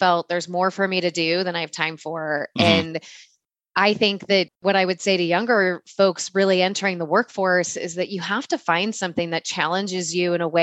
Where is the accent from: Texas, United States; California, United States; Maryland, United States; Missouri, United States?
California, United States; I'm born and raised in California and have lived my whole life here